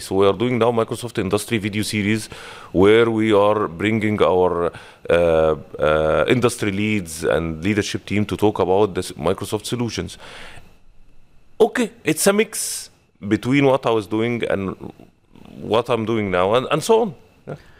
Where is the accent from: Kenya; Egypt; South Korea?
Egypt; moved away as an adult; now in Dubai, United Arab Emirates; Originally, I'm from Egypt.